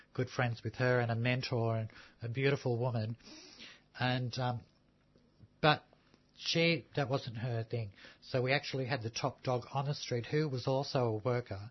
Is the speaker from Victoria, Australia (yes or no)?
yes; Melbourne, Victoria, Australia; born or raised there; also born or lived in Sydney